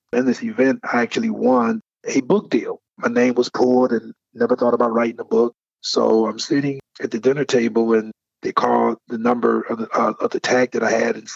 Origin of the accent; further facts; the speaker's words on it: Detroit, Michigan, United States; my personal life growing up in Detroit, Michigan during the 80s